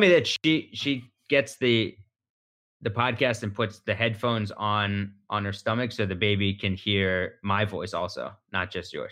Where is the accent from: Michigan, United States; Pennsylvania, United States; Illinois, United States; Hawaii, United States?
Pennsylvania, United States; Philadelphia; I'm from Philadelphia